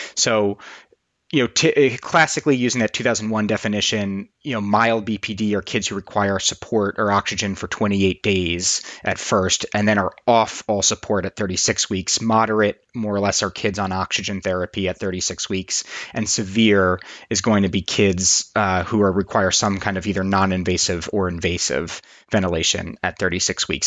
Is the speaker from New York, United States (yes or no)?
yes; New York, United States; moved away as an adult; now in Boston, United States; despite being in Boston and doing all my training in Boston, I grew up in New York